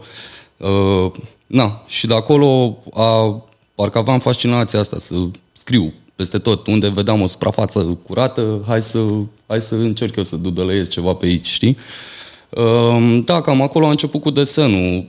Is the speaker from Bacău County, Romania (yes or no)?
yes; Bacău, Bacău County, Romania; în orașul meu natal, în Bacău